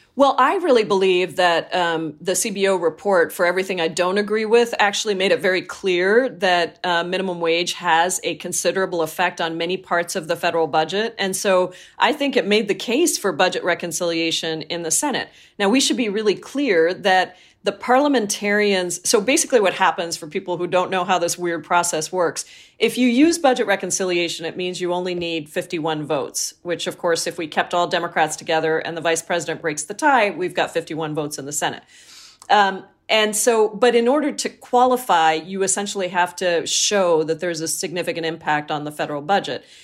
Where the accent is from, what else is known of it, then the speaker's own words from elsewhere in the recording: Washington, United States; I come from Washington State